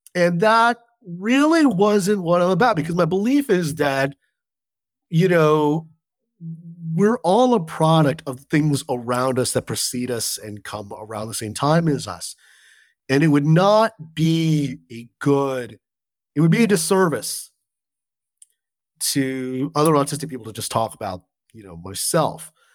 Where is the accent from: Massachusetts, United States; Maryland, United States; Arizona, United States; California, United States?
California, United States; Southern; I grew up in Southern California